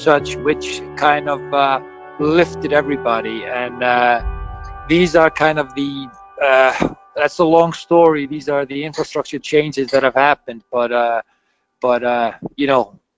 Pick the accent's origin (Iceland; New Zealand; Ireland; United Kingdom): Iceland